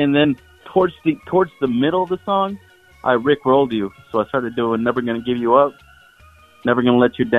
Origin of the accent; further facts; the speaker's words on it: Arizona, United States; also born or lived in Mesa, Arizona; I'm from Arizona